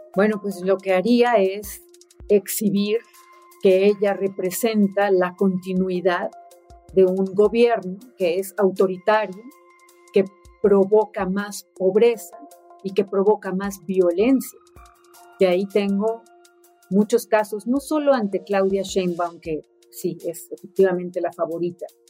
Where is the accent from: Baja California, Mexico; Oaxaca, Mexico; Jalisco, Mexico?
Baja California, Mexico; Ensenada; also born or lived in Sonora; yo soy de Sonora, crecí en Ensenada